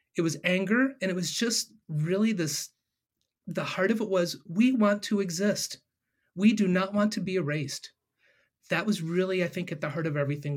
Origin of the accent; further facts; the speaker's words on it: Ohio, United States; am born and raised in Ohio